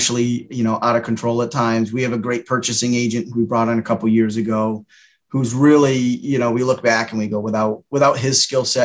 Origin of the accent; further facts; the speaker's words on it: Windsor, Connecticut, United States; I was born and raised in Windsor, Connecticut